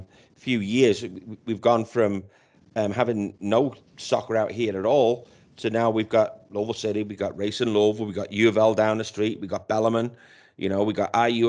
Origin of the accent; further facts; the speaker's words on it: Liverpool, North West England, United Kingdom; I'm Scouser of Scouser's House.